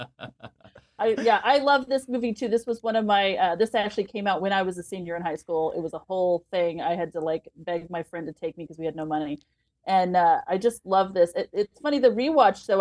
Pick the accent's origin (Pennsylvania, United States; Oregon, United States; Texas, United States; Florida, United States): Texas, United States; San Antonio; I grew up in San Antonio